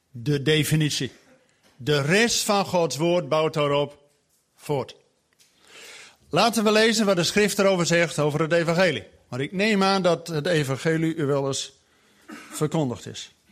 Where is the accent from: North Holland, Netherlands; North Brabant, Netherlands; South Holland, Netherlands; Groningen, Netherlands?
Groningen, Netherlands; now in Zwolle, Netherlands; Ik woon in Zwolle, maar ik kom uit Groningen. Echt uit de klei.